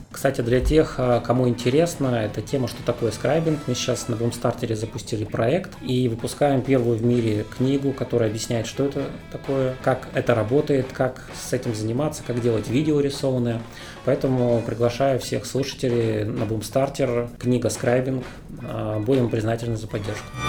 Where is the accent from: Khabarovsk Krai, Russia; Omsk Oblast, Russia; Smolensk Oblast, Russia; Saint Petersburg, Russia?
Omsk Oblast, Russia; Omsk; moved away as an adult; now in Moscow, Russia; Сам я из Омска, родился, учился